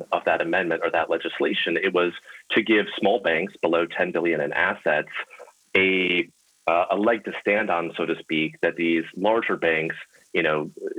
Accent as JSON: {"language": "English", "region": "Illinois", "country": "United States", "said": "the senator from my home state"}